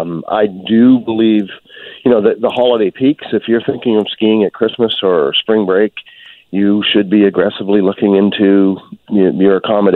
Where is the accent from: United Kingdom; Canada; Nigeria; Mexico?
Canada; British Columbia; as British Columbians